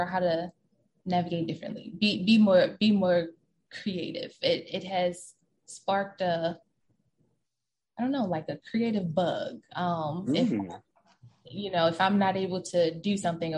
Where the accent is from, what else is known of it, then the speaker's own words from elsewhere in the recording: Baltimore County, Maryland, United States; the first 5 years of my life, I grew up in Baltimore City